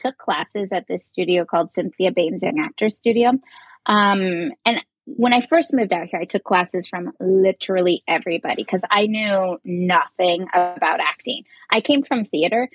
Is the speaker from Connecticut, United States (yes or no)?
no; Covington, Indiana, United States; now in Los Angeles, United States; I'm from Indiana originally, so like very small town, cornfields all around.